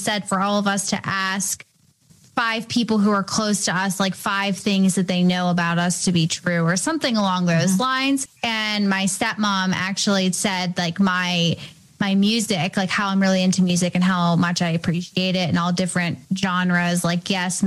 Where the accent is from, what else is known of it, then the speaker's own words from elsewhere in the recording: Canonsburg, Pennsylvania, United States; also born or lived in Bridgeville, Pennsylvania; I'm born and raised near Pittsburgh. I grew up in another smaller town, Canonsburg, Pennsylvania